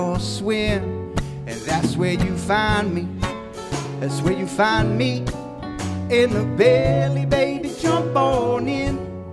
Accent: Philadelphia, Pennsylvania, United States; I'm from Philadelphia.

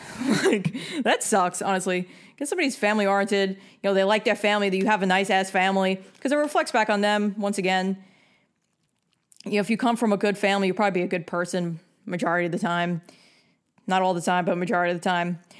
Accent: New York, United States; I'm from New York

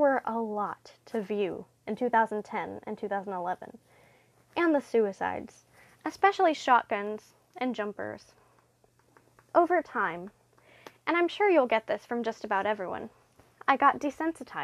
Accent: the South, United States; I'm from the South

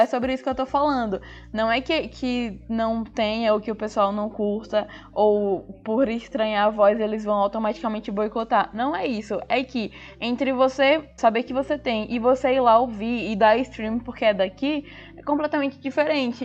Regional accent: Sergipe, Brazil; a gente fala daqui, com o nosso sotaque, com as nossas referências

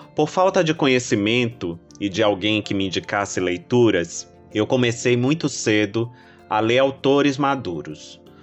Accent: Salvador, Bahia, Brazil; Eu nasci na Cidade Baixa, um bairro histórico e portuário

